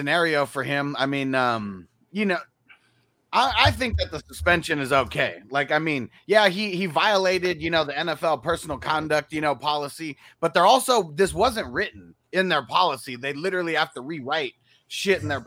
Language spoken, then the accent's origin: English; San Diego, California, United States; I'm from San Diego, one of the biggest cities